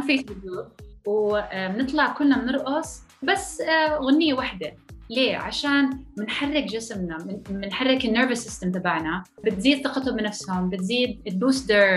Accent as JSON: {"language": "Arabic", "country": "Jordan", "tie": "born or raised there", "also_born_or_lived": "France", "moved": "as an adult", "lives_now": "Texas, United States", "said": "انا اصلي اردنيه فلسطينيه ولدانة بفرنسا بس عشت معظم حياتي معظم طفولتي بالأردن"}